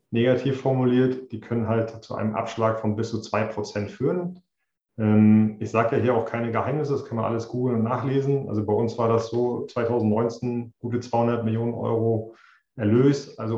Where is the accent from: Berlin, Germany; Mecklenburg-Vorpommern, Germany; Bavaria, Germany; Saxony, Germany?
Mecklenburg-Vorpommern, Germany; Greifswald; also born or lived in Switzerland / United States; CDO bin ich in Greifswald seit 2018 ich bin gebürtiger Greifswalder